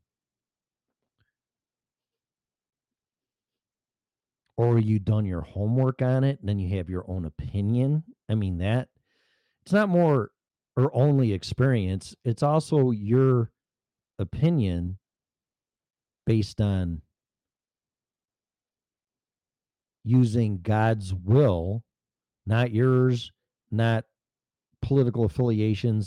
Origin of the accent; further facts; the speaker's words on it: Illinois, United States; moved away; I'm from Illinois